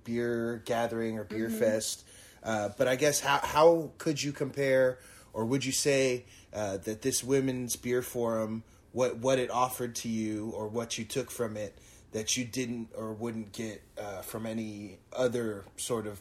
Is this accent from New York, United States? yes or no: no; Pacifica, California, United States; I grew up in Pacifica.